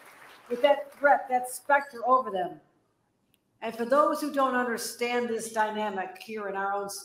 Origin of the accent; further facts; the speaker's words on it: Buffalo, New York, United States; I'm from Buffalo.